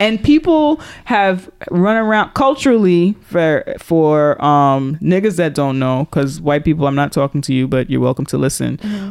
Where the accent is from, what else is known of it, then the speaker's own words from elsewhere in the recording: New York, United States; I'm from New York